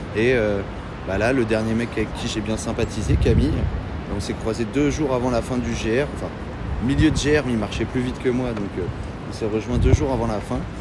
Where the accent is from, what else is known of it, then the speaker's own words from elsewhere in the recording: Pont-Audemer, Normandy, France; je suis normand